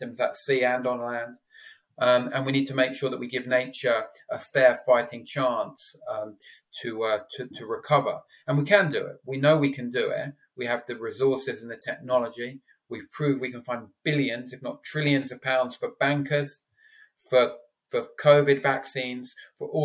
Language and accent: English; London, United Kingdom; also born or lived in Exeter; now in Cornwall, United Kingdom; I'm a Londoner born and bred who lives in Cornwall now